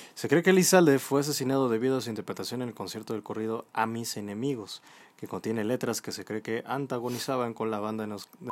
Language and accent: Spanish; Mexico; somos nosotros los mexicanos